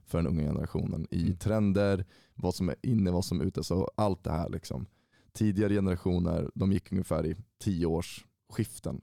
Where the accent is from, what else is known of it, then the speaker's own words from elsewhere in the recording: Uppsala, Uppsala County, Sweden; jag är född och uppvuxen i Uppsala, 25 år gammal och har bott i stan hela mitt liv.